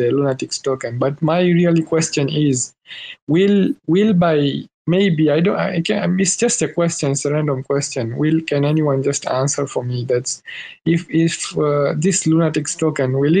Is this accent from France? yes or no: no; Tanzania; accent: Tanzanian; English is a second language; my accent is like it's like in Tanzanian, because I am from Tanzania